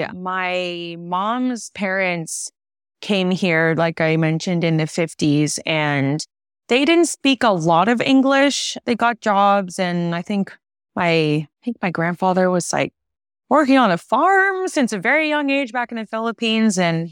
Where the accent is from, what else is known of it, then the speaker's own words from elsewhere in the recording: California, United States; And so we grew up in California, the Bay Area.